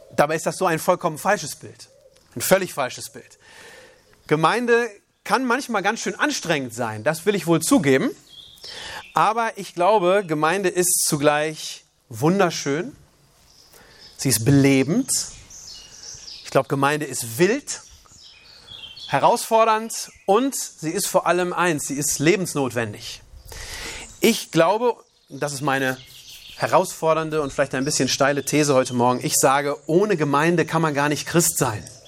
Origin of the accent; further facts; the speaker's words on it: Germany; also born or lived in Uganda; als Deutscher